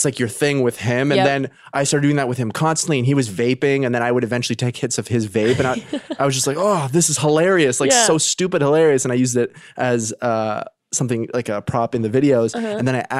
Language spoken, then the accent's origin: English; Canada; now in United States; They know I'm Canadian.